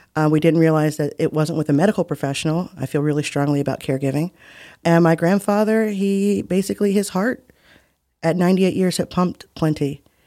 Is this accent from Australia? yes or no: no; United States; my family is Muskogee and Creek and African, whereas, you know, we're just as American as it comes